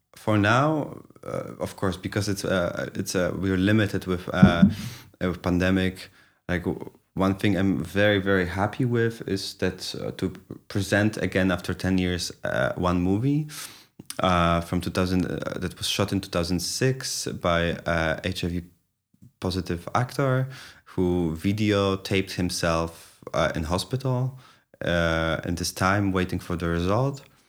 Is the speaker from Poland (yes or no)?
yes; Poznań, Greater Poland, Poland; moved away; I'm from Poznań